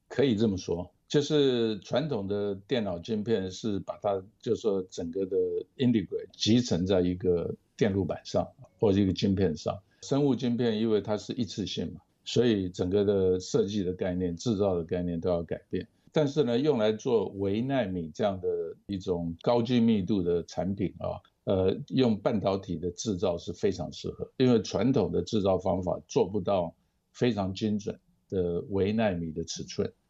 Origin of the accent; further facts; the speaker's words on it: Taiwan; moved away as an adult; also born or lived in Minnesota, United States / Ohio, United States; 我是在台湾出生长大，台湾大学一九七二年化工系毕业